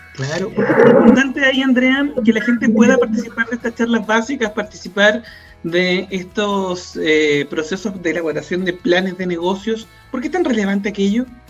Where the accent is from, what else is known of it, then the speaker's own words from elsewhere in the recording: Chile; lo que estamos viviendo como chilenas, como chilenos